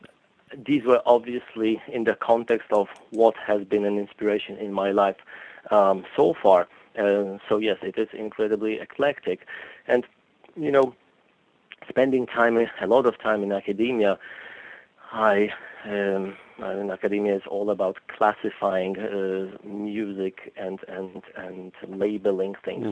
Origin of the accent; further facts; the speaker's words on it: Poland; moved away; also born or lived in Boston; So I grew up in Poland.